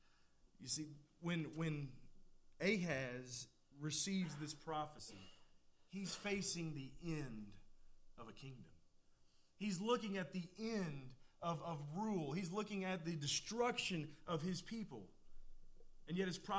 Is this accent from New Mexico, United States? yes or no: no; Clark County, Kentucky, United States; Where I grew up at over in Clark County, there are several places that are not big enough to be a city